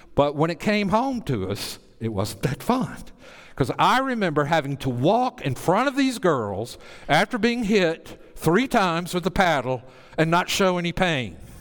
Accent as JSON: {"language": "English", "area": "Bible Belt", "region": "the South", "country": "United States", "tie": "born or raised there", "said": "I grew up in the Bible Belt."}